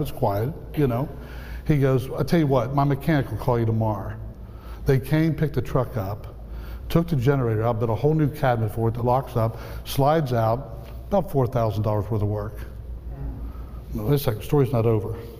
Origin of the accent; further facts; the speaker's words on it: outside the Appalachians, United States; I grew up outside the Appalachians